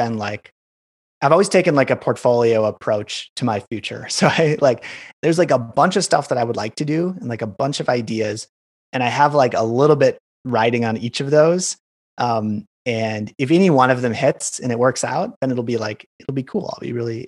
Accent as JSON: {"language": "English", "region": "Wisconsin", "country": "United States", "tie": "born or raised there", "also_born_or_lived": "San Francisco / Chicago", "moved": "as an adult", "said": "growing up in Wisconsin"}